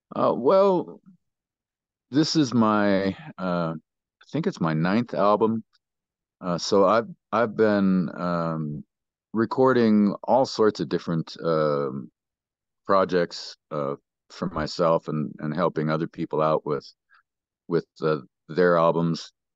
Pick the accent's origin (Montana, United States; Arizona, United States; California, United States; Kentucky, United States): Montana, United States; Great Falls; moved away as an adult; also born or lived in Billings, Montana; now in Colorado, United States; He ended up buying a house out by Ulm. And, uh, that's where I spent, um, most of my youth.